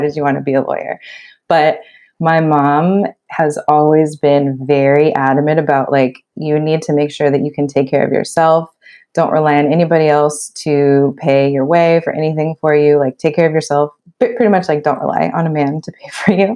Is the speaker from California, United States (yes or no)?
yes; Los Angeles, California, United States; also born or lived in Pennsylvania; I grew up in the Los Angeles area